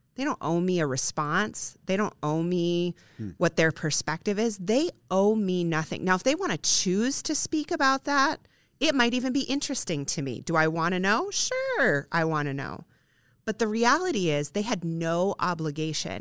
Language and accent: English; Midwest, United States; I'm a Midwestern girl. Um, our towns have literal squares in many of them, um, and if I was to walk down to the end of Main Street in my hometown